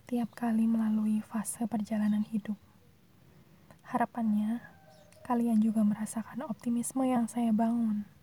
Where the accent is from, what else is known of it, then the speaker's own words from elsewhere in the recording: Surakarta, Central Java, Indonesia; Saya asli orang Solo, Surakarta tepatnya.